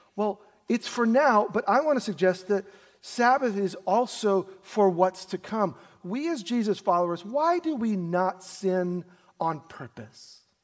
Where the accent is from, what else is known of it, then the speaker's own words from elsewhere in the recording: New York City, New York, United States; we grew up in Brooklyn, New York